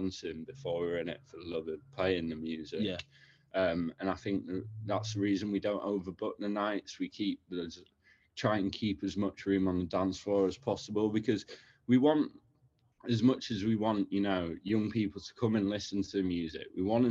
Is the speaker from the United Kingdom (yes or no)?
yes; the North, the north of England, United Kingdom; now in London, United Kingdom; obviously I'm from the North